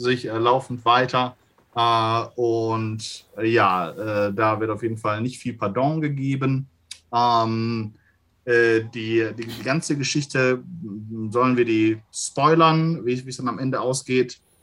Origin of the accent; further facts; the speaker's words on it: Gelsenkirchen, North Rhine-Westphalia, Germany; in Gelsenkirchen, in meiner Heimatstadt